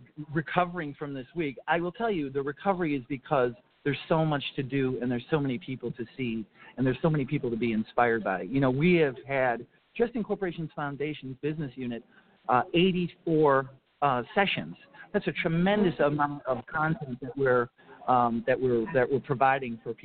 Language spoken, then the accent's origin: English; Minneapolis–Saint Paul, Minnesota, United States; my hometown of the Twin Cities